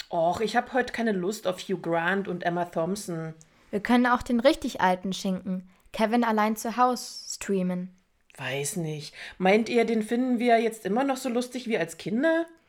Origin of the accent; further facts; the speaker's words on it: Germany; bei uns in Deutschland